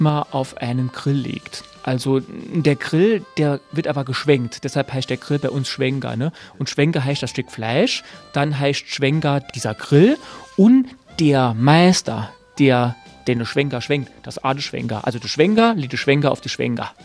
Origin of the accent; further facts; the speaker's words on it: Saarland, Germany; accent: Saarland dialect; meine Heimat, das Saarland